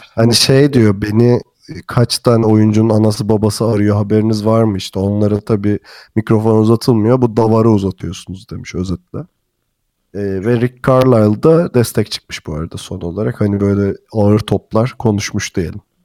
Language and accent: Turkish; Turkey; bir Türk olarak